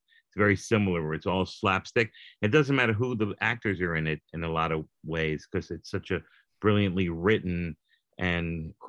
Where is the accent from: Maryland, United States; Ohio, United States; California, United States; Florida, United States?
Florida, United States; South; also born or lived in New York; I was from New York, but I grew up in South Florida in junior high school and high school.